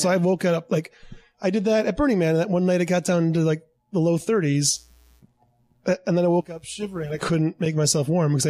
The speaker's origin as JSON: {"language": "English", "region": "Minnesota", "country": "United States", "tie": "born or raised there", "moved": "yes", "said": "I was born in Minnesota."}